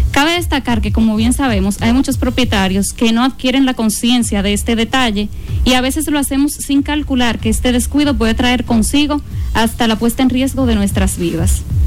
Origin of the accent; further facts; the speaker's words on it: Dominican Republic; como buen dominicano